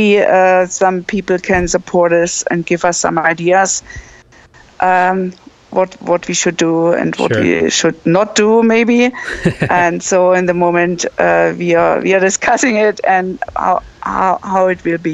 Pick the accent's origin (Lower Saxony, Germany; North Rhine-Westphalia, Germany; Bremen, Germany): Bremen, Germany; I'm from Bremen